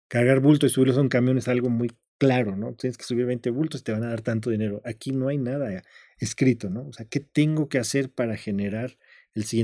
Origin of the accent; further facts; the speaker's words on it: Zacatecas, Mexico; Yo soy de Zacatecas.